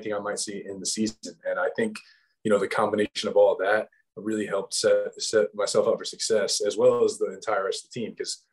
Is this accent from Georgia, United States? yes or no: yes; Georgia, United States; moved away; I'm from Georgia